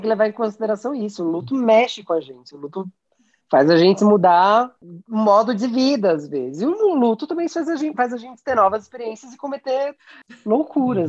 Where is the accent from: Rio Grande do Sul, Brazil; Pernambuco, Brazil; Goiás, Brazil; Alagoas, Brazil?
Pernambuco, Brazil; eu sou pernambucano